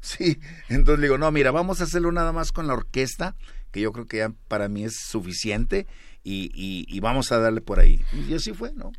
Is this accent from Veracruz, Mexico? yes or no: no; Monterrey, Nuevo León, Mexico; yo nací en la Nuevo Repueblo de Monterrey, Nuevo León.